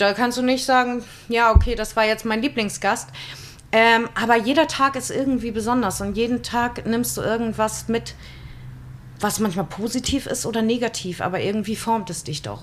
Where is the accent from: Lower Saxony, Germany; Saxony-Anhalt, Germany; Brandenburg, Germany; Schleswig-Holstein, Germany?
Schleswig-Holstein, Germany; Husum; ich bin ja nun auch in Husum aufgewachsen